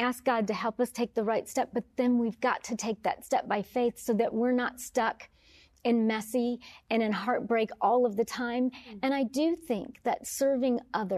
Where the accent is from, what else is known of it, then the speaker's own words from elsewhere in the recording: Detroit, Michigan, United States; I'm from Detroit